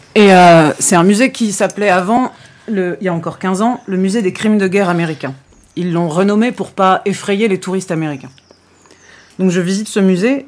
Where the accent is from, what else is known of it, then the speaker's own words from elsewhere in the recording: France; je dis de France